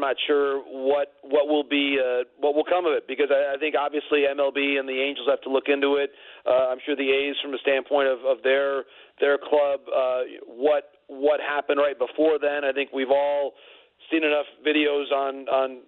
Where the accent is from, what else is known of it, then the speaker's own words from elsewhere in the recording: Michigan, United States; my home state there, home region